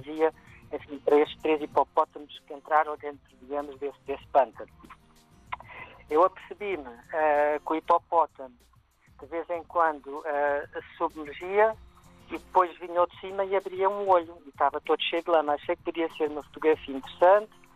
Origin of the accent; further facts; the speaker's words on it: Portugal; moved away as an adult; also born or lived in Cuba / Brazil / South Africa; now in Kenya; saí de Portugal, vivi cinco anos em Cuba, depois muitos anos no Brasil, na África do Sul e agora estou no Quênia há mais de quatro anos